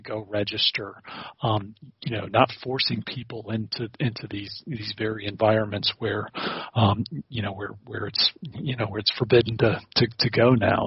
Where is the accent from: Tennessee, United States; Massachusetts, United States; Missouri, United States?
Tennessee, United States; Nashville; moved away as an adult; also born or lived in South Africa; I grew up in in Tennessee